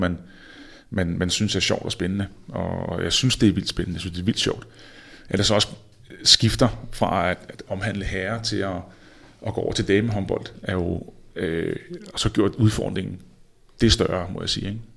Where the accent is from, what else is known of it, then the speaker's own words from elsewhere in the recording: Denmark; moved away as an adult; also born or lived in Spain; vi kommer fra Danmark